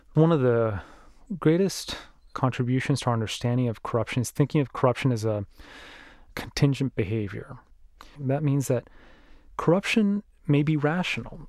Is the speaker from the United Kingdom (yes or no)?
no; Mexico; moved away; my home country of Mexico